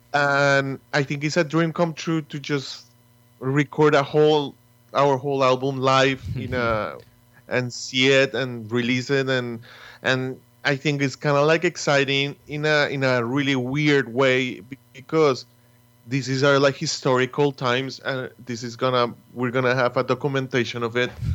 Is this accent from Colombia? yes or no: yes; Bogotá, Colombia; moved away as an adult; also born or lived in Boston; now in New York, United States; we come from a city, we come from Bogota, city that you can walk